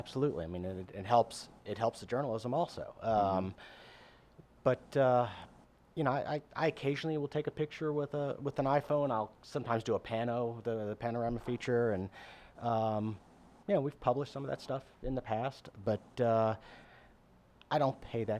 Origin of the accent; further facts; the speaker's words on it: New Orleans, Louisiana, United States; New Orleans. Yeah, I grew up north.